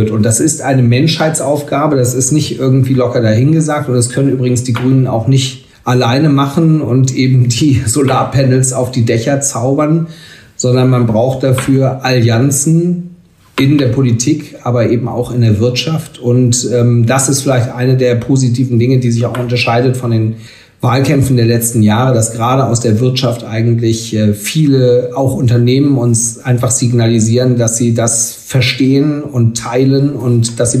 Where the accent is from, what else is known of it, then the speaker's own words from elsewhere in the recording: Schleswig-Holstein, Germany; aber in meinem Heimatland Schleswig-Holstein ähm, regieren wir jetzt seit mehreren Jahren in einer Jamaika-Koalition